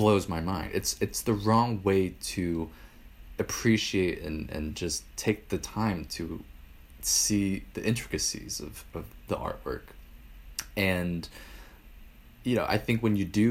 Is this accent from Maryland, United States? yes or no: no; New York City, New York, United States; I grew up in New York City for most of my life